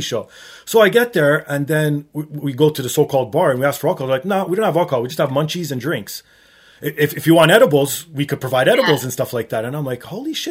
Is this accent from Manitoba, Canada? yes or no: no; Toronto, Ontario, Canada; growing up in Toronto, Portuguese immigrant parents